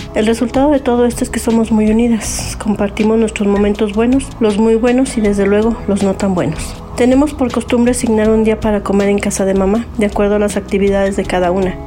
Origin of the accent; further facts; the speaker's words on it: Mexico City, Mexico; Soy de la Ciudad de México